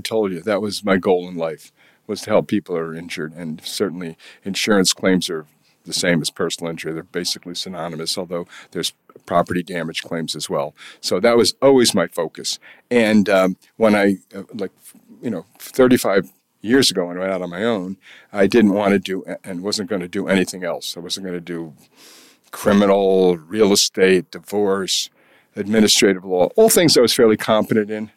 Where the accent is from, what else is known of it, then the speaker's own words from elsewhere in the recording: Kingston, New York, United States; also born or lived in California / Washington, D.C. / Albany / Springfield, Massachusetts; my hometown